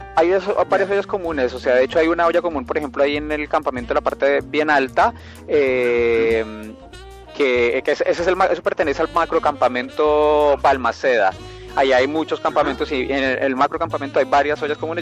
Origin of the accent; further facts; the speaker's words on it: Barranquilla, Atlántico, Colombia; moved away as an adult; now in Antofagasta, Chile; nací en, Barranquilla, en Colombia, y pues vivo aquí ya. Em, llegué a Chile en el año 2005